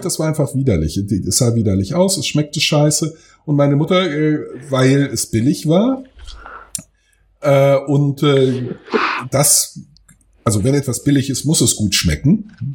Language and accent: German; Friedberg, Germany; ich bin ja in Friedberg zur Schule gegangen.